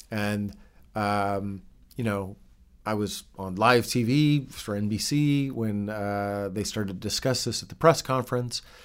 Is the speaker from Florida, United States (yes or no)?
no; Bozeman, Montana, United States; moved away; also born or lived in Russia; I was born in Montana.